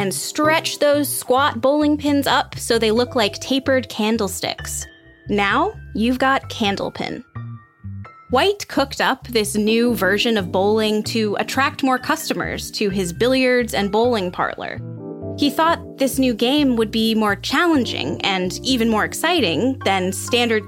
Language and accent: English; Cape Cod, Massachusetts, United States; I'm from Cape Cod, Massachusetts, so I grew up playing candlepin